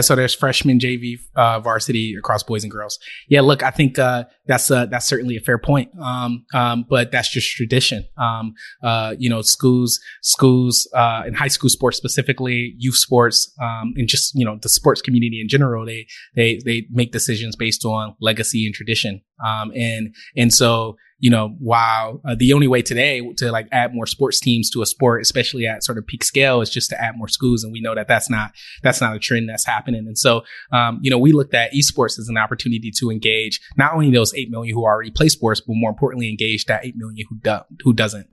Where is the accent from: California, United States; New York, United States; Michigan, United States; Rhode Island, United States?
Michigan, United States; Detroit; moved away as an adult; now in Los Angeles, United States; born and raised in Detroit, grew up in the Jefferies Projects, then the west side of Detroit